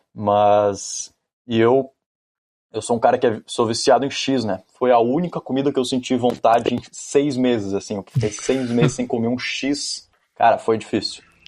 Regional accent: Rio Grande do Sul, Brazil; also born or lived in California, United States; Eu era o, um dos gaúchos

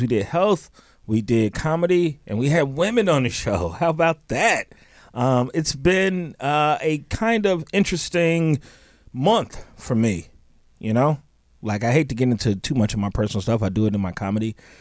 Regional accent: Chicago, Illinois, United States; I grew up in Chicago

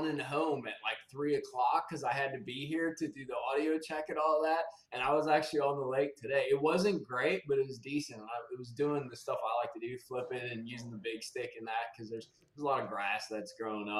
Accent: Wisconsin, United States; moved away; So I grew up in Wisconsin.

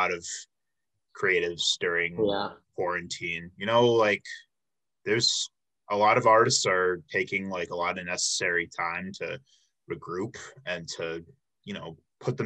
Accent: Illinois, United States; now in Milwaukee, United States; I'm actually from Illinois originally

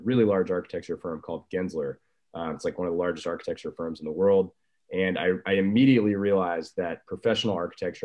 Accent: San Francisco, California, United States; also born or lived in Colorado; I grew up in San Francisco and then I went to Colorado for college.

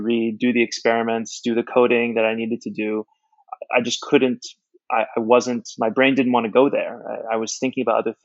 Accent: Bethesda, Maryland, United States; moved away as an adult; also born or lived in Madrid, Spain / Tokyo, Japan / Jeju Island, South Korea; now in Hong Kong; I was born and raised in Bethesda, Maryland in the U.S.

